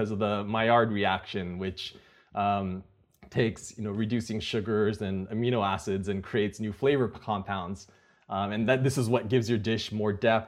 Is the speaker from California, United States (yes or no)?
yes; Napa, California, United States; I grew up in Napa, which is not too far from Silicon Valley